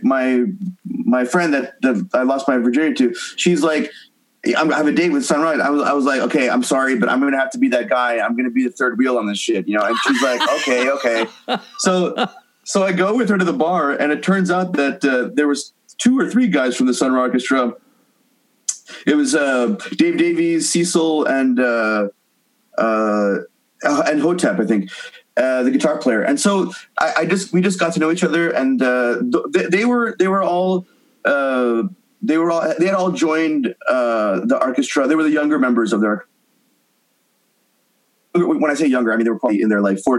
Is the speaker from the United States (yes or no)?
no; Montreal, Quebec, Canada; moved away; In Montreal, my hometown